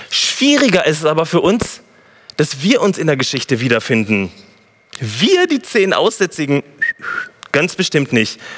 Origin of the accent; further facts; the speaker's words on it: Gütersloh, North Rhine-Westphalia, Germany; ich komme aus Gütersloh